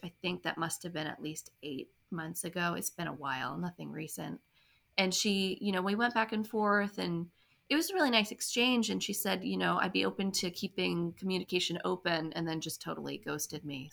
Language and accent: English; Maryland, United States; I'm from Maryland originally